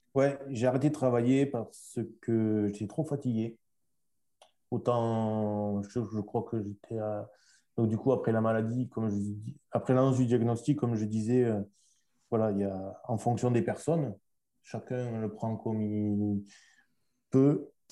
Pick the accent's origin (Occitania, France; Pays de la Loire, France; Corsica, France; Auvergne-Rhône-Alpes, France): Occitania, France; Toulouse; de Toulouse, ma, ma ville natale aussi